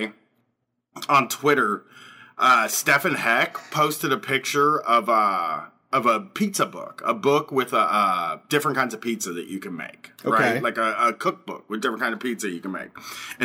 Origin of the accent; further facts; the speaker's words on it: United States; I'm American